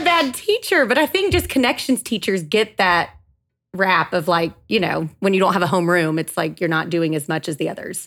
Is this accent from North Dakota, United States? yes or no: no; Gainesville, Georgia, United States; I am born and raised in Gainesville, Georgia